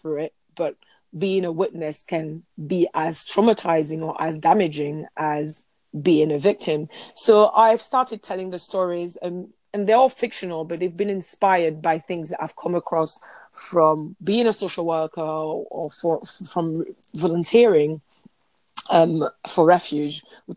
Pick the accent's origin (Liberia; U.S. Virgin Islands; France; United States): France; I'm French